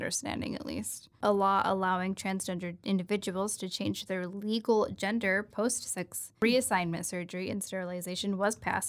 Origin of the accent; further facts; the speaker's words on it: United States; I am white. I am American.